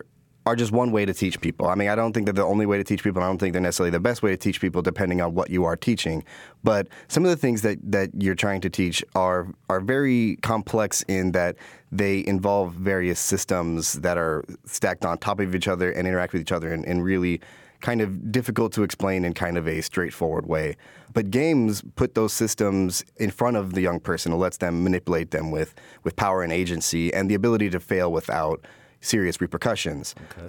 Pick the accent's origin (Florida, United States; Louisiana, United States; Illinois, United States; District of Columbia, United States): Illinois, United States; Chicago; I was a young person from the south side of Chicago, growing up in Trumbull Park, and then some in Washington Park.